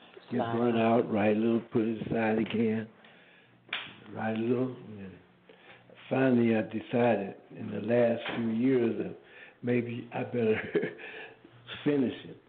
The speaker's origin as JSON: {"language": "English", "region": "Mississippi Delta", "country": "United States", "tie": "born or raised there", "moved": "yes", "lives_now": "Los Angeles, United States", "said": "I was born in the Mississippi Delta, and parents were sharecroppers"}